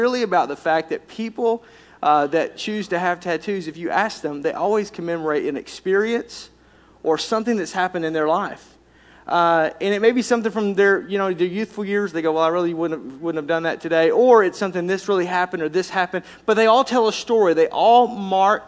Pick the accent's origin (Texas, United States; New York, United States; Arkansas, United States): Arkansas, United States; I was raised in Arkansas, if you couldn't tell by my accent